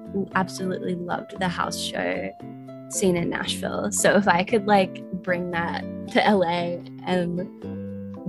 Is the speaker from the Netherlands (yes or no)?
no; Australia; Being an Australian